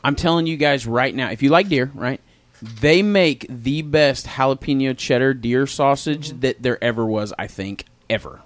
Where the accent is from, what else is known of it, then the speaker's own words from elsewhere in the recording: Tulsa, Oklahoma, United States; I grew up on the West Side